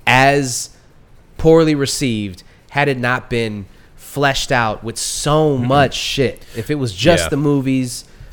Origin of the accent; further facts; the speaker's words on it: United States; I'm an American